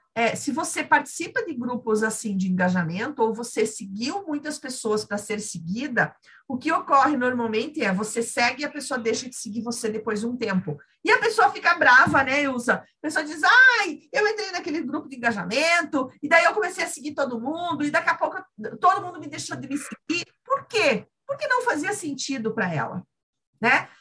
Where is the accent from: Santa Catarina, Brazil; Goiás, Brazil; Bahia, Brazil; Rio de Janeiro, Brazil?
Santa Catarina, Brazil; eu sou aqui de Santa Catarina